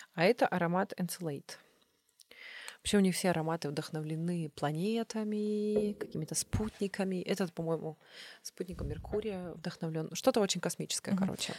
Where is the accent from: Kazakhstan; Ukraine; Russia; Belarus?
Belarus; Вообще я белоруска, отец у меня украинец, а бабушка немка